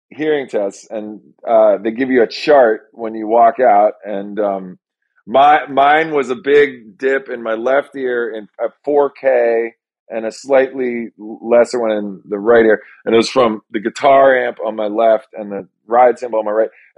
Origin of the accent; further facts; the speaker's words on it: Washington, District of Columbia, United States; now in New York, United States; I grew up in Washington, D.C.